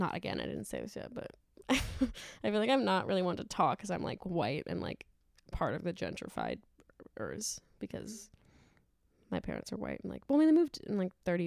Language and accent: English; New York, United States; I am from New York